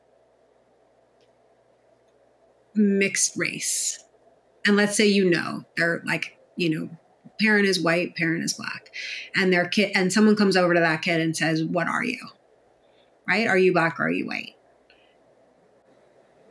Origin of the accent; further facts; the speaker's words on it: New York City, New York, United States; I grew up in New York City